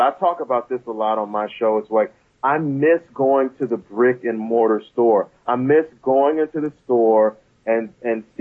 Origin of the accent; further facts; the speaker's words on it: Prince George's County, Maryland, United States; I grew up in Maryland, in PG County